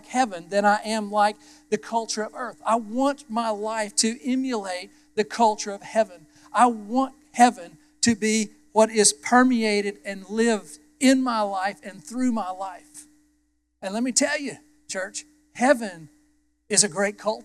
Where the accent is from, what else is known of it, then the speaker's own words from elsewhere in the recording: United States; I was born as an American